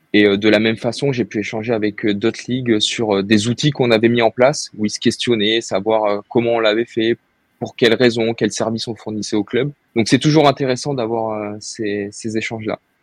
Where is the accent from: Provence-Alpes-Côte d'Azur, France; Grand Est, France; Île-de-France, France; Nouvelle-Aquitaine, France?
Nouvelle-Aquitaine, France; Bordeaux; moved away as an adult; je suis originaire de Bordeaux à la base. J'ai fait euh, toutes mes études euh, là-bas